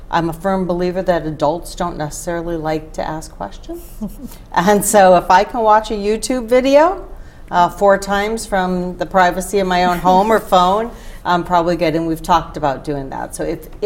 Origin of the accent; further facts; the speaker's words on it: Rochester, New York, United States; moved away as an adult; now in Grand Rapids, United States; So born and raised in Rochester, New York.